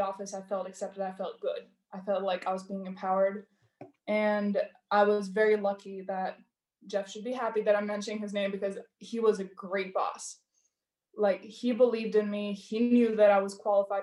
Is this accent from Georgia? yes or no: yes; Georgia; moved away; I am from Georgia